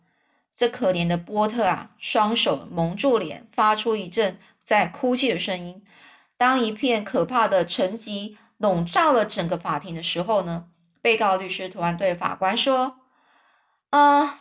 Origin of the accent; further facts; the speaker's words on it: China; 如果就是类似像我们中国人一样，就是如果我说谎，我就被天打雷劈的意思一样